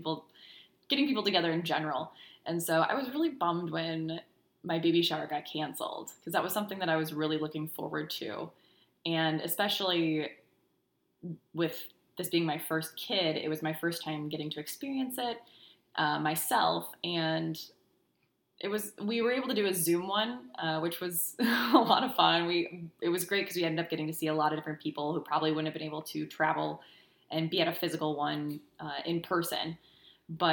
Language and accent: English; United States; moved away as an adult; also born or lived in South Dakota / Minnesota; now in Houston, United States; We're originally from South Dakota and Minnesota. We moved down to Houston about 4 years